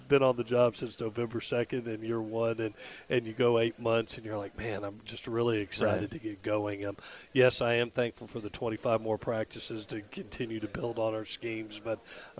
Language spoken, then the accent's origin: English; Southeast, United States; now in Statesboro, United States; I'm from the Southeast. Mm-hmm. I grew up in the Southeast.